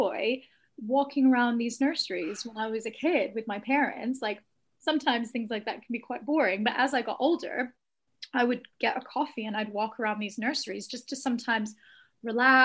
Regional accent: Austin, Texas, United States; moved away as an adult; also born or lived in England; I spent most of my life in Austin

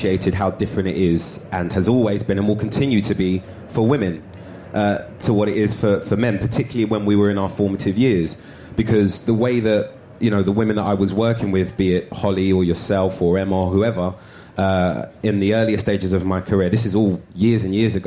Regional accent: London, United Kingdom; I'm originally from North London. I moved to South London in my teens, but in a borough of Islington where I'm from.

